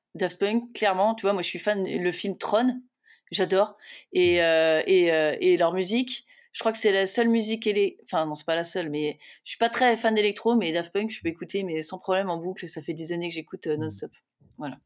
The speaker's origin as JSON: {"language": "French", "country": "France", "said": "je suis française"}